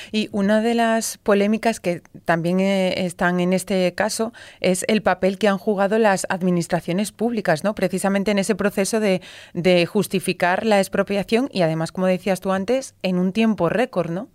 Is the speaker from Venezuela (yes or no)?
no; Extremadura, Spain; yo que también soy de soy extremeña, soy de la tierrina